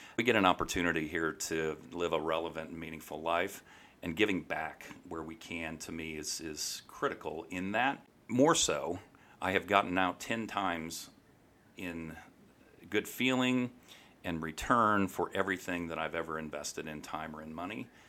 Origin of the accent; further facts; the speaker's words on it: St. Louis, Missouri, United States; moved away as an adult; now in Kansas City, United States; Grew up in Saint Louis